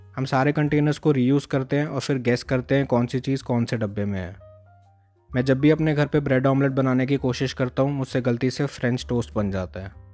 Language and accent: Hindi; North India, India; मैं north India से belong करता हूँ